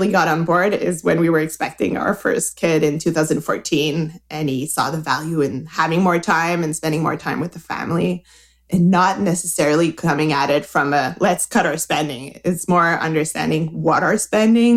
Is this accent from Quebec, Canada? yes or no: yes; Quebec, Canada; English is a second language; As you can hear, I'm from Quebec. I'm trying not to roll my R too much, but I'm from Quebec